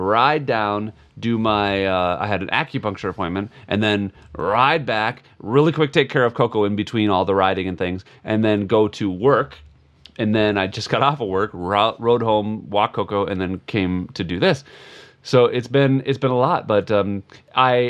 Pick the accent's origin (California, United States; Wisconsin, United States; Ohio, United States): Wisconsin, United States; I grew up in Wisconsin